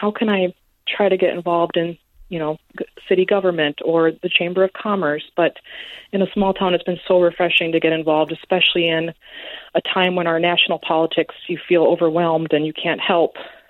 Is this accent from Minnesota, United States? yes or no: yes; Preston, Minnesota, United States; moved away as an adult; also born or lived in Twin Cities, Minnesota / Nashville, Tennessee; Well, after living away for 13 years in the Twin Cities and then in Nashville, Tennessee, where my husband's from, we decided to move back to my hometown, mm-hmm. Preston.